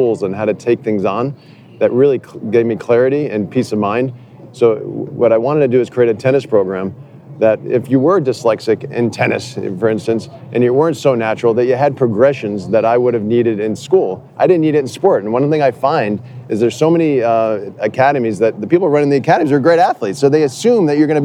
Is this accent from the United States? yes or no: yes; New Jersey, United States; also born or lived in New York / Canada; I'm from New Jersey